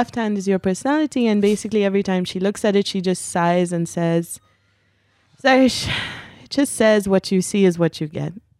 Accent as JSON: {"language": "English", "country": "Pakistan", "tie": "born there", "said": "I was born in Pakistan."}